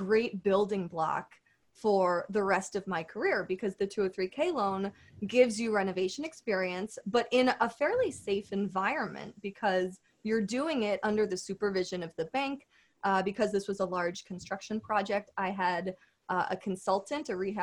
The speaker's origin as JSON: {"language": "English", "region": "Connecticut", "country": "United States", "tie": "born or raised there", "said": "my hometown, which is a great suburban town in Connecticut"}